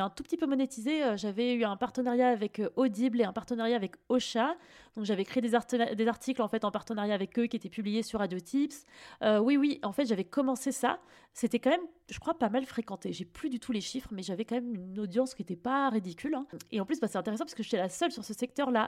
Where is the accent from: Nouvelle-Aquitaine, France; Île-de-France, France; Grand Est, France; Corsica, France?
Île-de-France, France; Fontainebleau; j'ai grandi à Fontainebleau, mais enfin, tu vois, région parisienne aussi